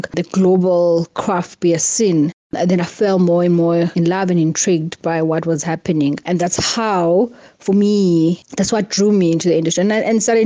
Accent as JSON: {"language": "English", "region": "Eastern Cape", "country": "South Africa", "tie": "born or raised there", "said": "growing up in the Eastern Cape"}